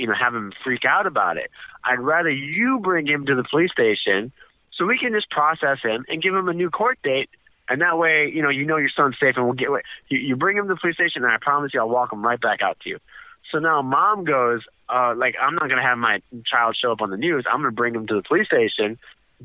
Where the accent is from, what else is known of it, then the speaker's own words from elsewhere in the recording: Chicago, Illinois, United States; this is my hometown